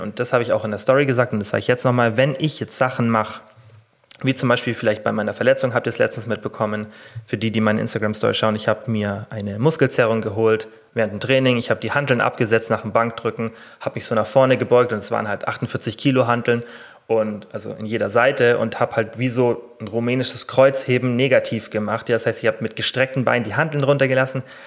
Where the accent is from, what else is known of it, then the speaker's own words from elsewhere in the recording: Germany; bei uns in Deutschland